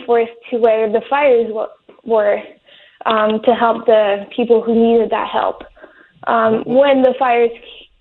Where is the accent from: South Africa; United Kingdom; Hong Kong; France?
France; moved away as an adult; now in Malibu, United States; I was born and raised in France